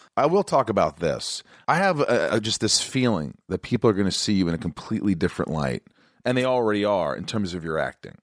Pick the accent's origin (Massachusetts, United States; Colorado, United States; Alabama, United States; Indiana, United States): Indiana, United States; moved away; where I grew up in Indiana